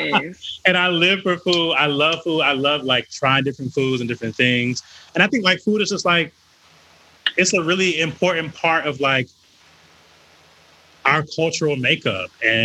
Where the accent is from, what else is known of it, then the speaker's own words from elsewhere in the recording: the South, United States; I'm from the South, the Black South. We throw down.